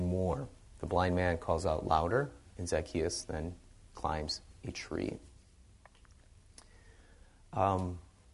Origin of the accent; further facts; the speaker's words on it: Wisconsin, United States; moved away; I came from Wisconsin